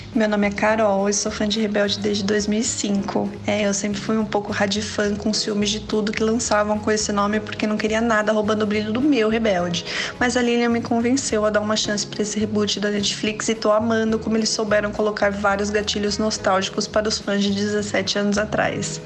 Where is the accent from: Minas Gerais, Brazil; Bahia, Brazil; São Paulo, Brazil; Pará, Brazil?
São Paulo, Brazil; eu sou de São Paulo